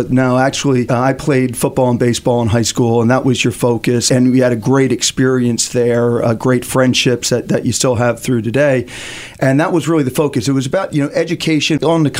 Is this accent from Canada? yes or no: no; Philadelphia, Pennsylvania, United States; I grew up in Northeast Philadelphia, one of eight kids.